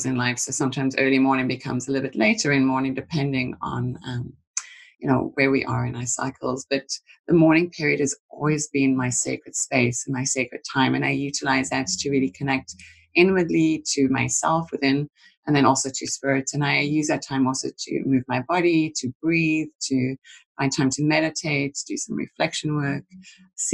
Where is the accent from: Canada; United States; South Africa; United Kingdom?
South Africa; moved away; since a child, growing up in South Africa, I was fortunate to kind of grow outside of the main city areas